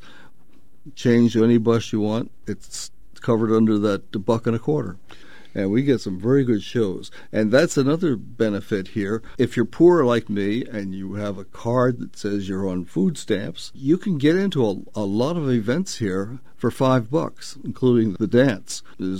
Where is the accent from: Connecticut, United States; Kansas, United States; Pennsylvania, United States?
Pennsylvania, United States; Philadelphia; born there; also born or lived in Los Angeles / Syracuse / Northern Virginia / Dayton; now in Portland, United States; I was born in Philadelphia, moved to Los Angeles, and then moved to various places, including Syracuse, Northern Virginia, Dayton, Ohio, Seattle, and Austin, Texas.